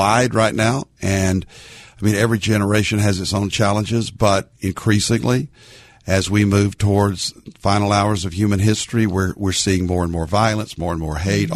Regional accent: Arkansas, United States; now in Dallas-Fort Worth, United States; a little Baptist boy growing up in Arkansas

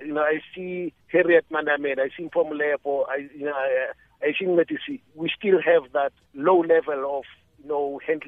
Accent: South Africa; born or raised there; also born or lived in Soshanguve (garbled)

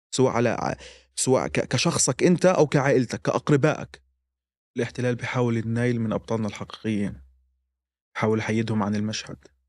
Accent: Gaza, Gaza Strip, Palestine; moved away; احنا كفلسطينيين او كغزيين عموما عائله واحده

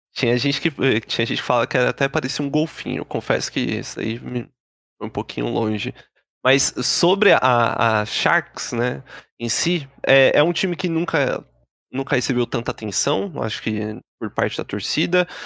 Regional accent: Brazil; a gente como bom brasileiro

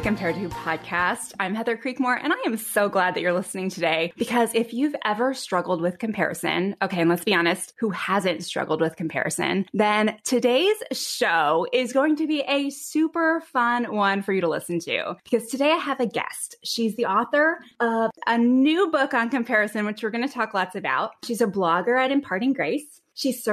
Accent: East Coast, United States; I'm from the East Coast, so I talk about a mile a minute.

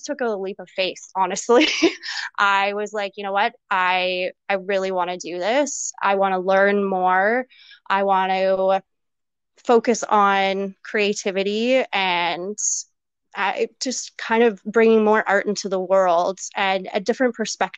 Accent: Campbell River, British Columbia, Canada; I'm actually originally from Vancouver Island, a little town called Campbell River. If nobody really knows where that is, I'm not surprised. yeah, I spent most of my life there. Grew up there, of course

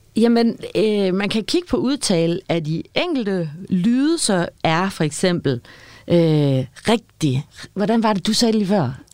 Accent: Aarhus, Central Denmark Region, Denmark; also born or lived in Copenhagen; vi boede i København de første tre år, og så startede jeg børnehaven og flyttede til Aarhus

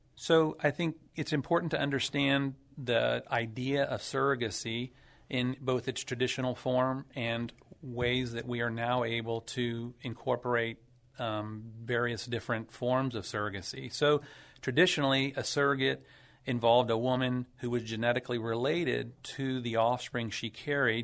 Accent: San Antonio, Texas, United States; also born or lived in Dallas / Phoenix / Boston; hometown San Antonio grown, grew up and, uh, was born and raised here

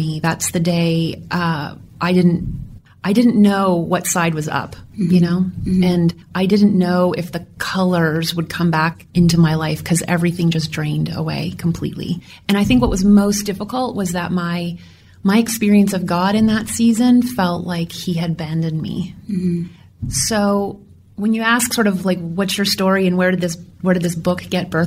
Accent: Kitchener, Ontario, Canada; moved away as an adult; also born or lived in Rochester, New York; I was born in Kitchener

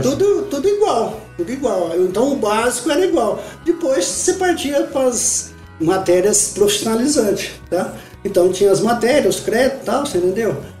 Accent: Fernandópolis, São Paulo, Brazil; Então eu sou nascido em Fernandópolis, estado de São Paulo

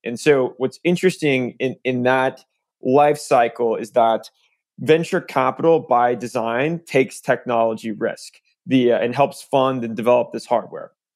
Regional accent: Tulsa, Oklahoma, United States; moved away; I grew up in Tulsa

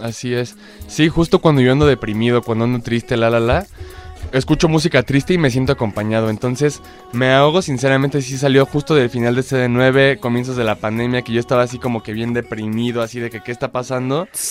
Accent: Mexico; yo como mexicano

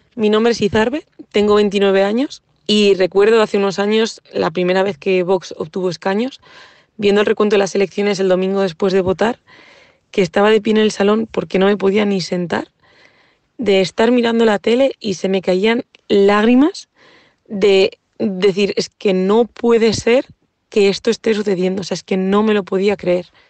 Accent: Bilbao, Basque Country, Spain; Yo soy de Bilbao, soy vasca. Yo con siete años

